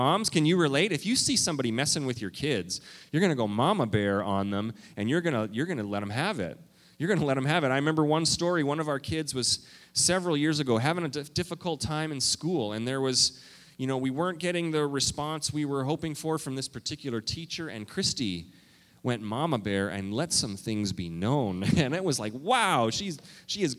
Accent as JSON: {"language": "English", "country": "Canada", "also_born_or_lived": "Minnesota", "moved": "yes", "lives_now": "United States", "said": "I am a Canadian. Okay? I'm a Canadian."}